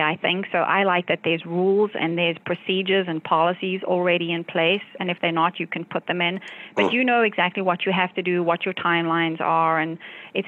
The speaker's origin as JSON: {"language": "English", "country": "South Africa", "tie": "born or raised there", "moved": "as an adult", "lives_now": "United States", "said": "I grew up in South Africa"}